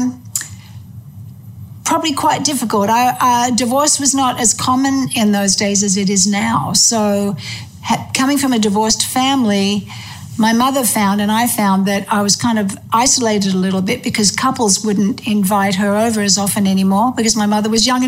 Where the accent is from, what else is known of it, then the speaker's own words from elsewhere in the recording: Melbourne, Victoria, Australia; also born or lived in England; I was born in England, and then when I was 5 years old, we migrated to Australia. And my father was the headmaster of Ormond College in Melbourne.